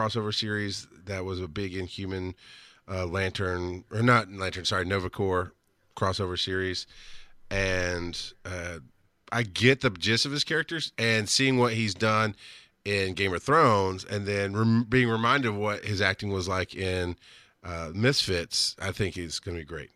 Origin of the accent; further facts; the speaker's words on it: southern rural Georgia, United States; also born or lived in Florida; I've lived in Georgia and southern rural farm Georgia many of my formative years